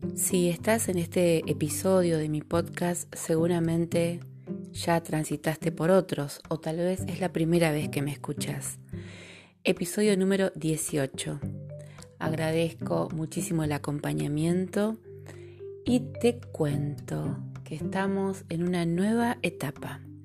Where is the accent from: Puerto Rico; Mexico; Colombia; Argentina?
Argentina; Río de la Plata, Argentine Patagonia; accent: rioplatense; identificarás mi dicción con la dicción rioplatense. Desde la Patagonia Argentina te acompaño en este camino